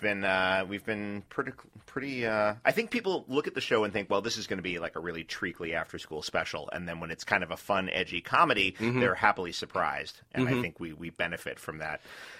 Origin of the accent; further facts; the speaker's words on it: New York City, New York, United States; moved away; I grew up in New York City where there are more cabs than cars.